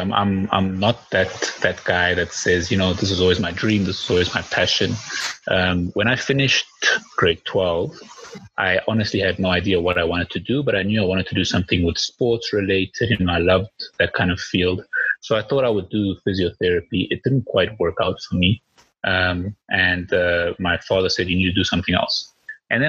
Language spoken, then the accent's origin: English; Klerksdorp, North West, South Africa; also born or lived in Havana, Cuba; I grew up in Clarksdorp, which was right by Potchefstroom.